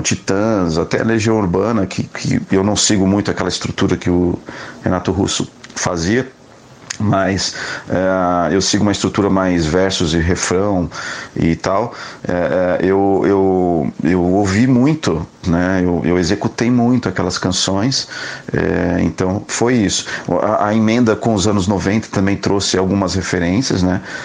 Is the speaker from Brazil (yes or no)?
yes; Brazil; como eu sou é, é, brasileiro, né, eu componho em, em, português